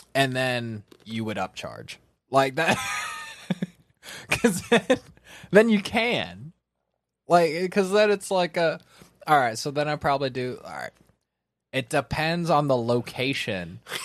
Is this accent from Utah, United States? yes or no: no; California, United States; I'm from California